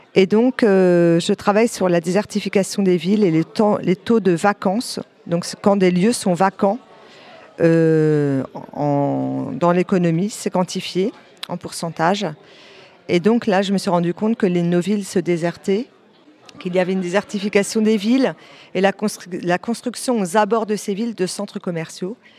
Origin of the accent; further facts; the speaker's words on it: a small town in Calvados, near Caen, Normandy, France; now in Lion-sur-Mer, France; je viens d'une petite ville du Calvados, pas très loin de Caen